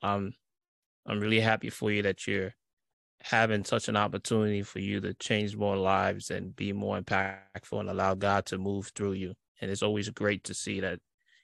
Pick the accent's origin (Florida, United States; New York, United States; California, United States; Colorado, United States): New York, United States; New York City; I'm from Brooklyn, New York.